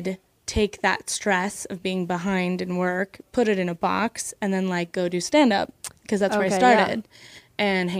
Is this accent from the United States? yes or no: yes; Midwest, United States; moved away; I grew up in the Midwest